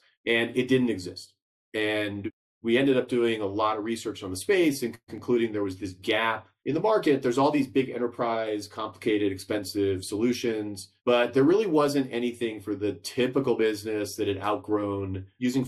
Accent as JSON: {"language": "English", "town": "Los Angeles", "region": "California", "country": "United States", "tie": "born or raised there", "said": "We grew up in Los Angeles"}